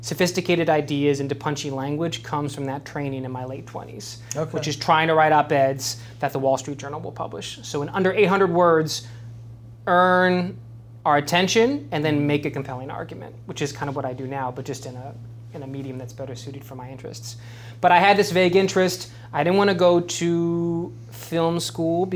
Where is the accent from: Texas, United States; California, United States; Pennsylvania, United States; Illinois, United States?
California, United States; Southern; moved away as an adult; also born or lived in Washington, D.C.; now in Richmond, United States; I'm just a Southern California kid